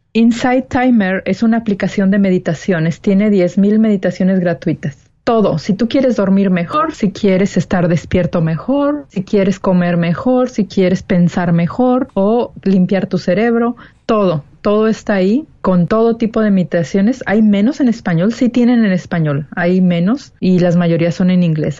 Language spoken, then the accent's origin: Spanish; Mexico; moved away as an adult; now in California, United States; 33 años de mi vida fui solamente mexicana